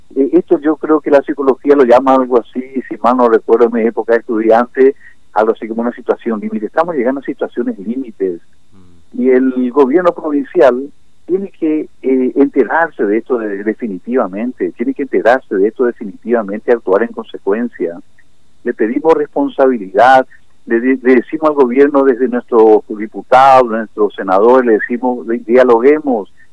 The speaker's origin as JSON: {"language": "Spanish", "town": "Clorinda", "region": "Formosa", "country": "Argentina", "said": "somos florindenses y somos formoseños y somos argentinos"}